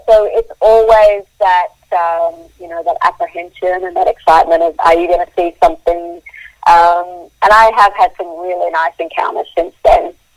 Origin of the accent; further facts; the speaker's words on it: Queensland, Australia; also born or lived in South Africa; I grew up in Queensland, so I'm used to the warm.